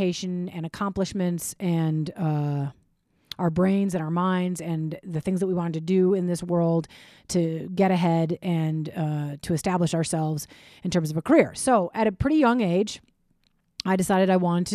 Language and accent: English; Minnesota, United States; when I was 11, I was growing up in Minnesota